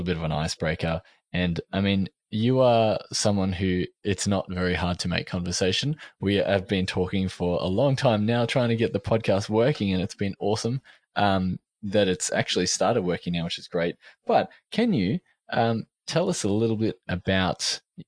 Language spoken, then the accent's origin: English; Australia; I am from Australia, if you hadn't already guessed from the accent